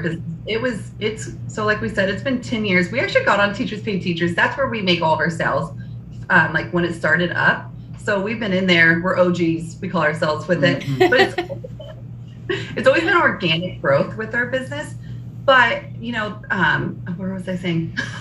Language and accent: English; El Dorado, Kansas, United States; we're both from El Dorado, Kansas